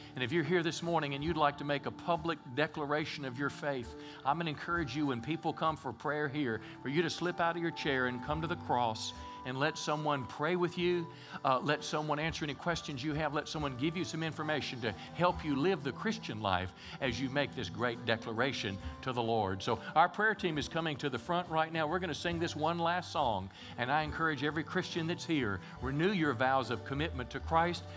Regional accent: Mississippi, United States; moved away as an adult; also born or lived in California; now in Texarkana, United States; I was raised in Mississippi. My dad was a farmer

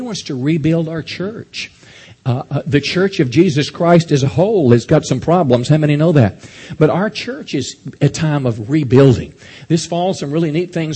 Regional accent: United States; as American people

